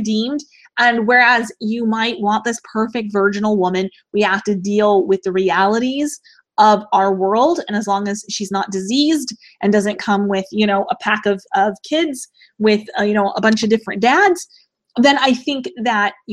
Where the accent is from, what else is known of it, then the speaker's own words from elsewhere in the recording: United States; I absolutely love being an American